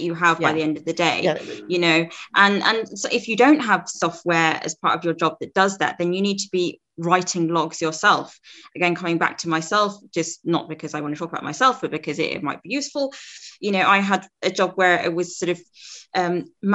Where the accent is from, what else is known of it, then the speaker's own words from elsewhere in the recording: Zambia; moved away; I'm from Zambia originally in Africa